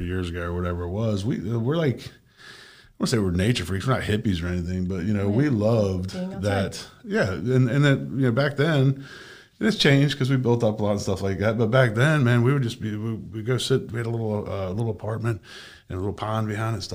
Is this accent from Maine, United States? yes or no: yes; Bangor, Maine, United States; also born or lived in South Florida; now in Wellington, United States; I'm from Maine, north of where most Canadians live. Bangor, Maine.